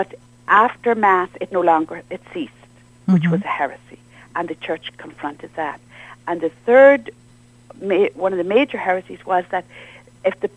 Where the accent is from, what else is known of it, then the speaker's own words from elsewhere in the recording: Ireland; I'm from Ireland